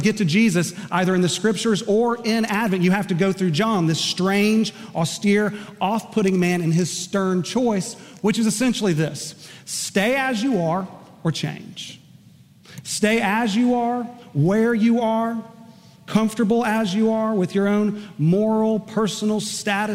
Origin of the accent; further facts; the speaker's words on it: Enid, Oklahoma, United States; one of my dear close friends from middle school and high school growing up in Enid, Oklahoma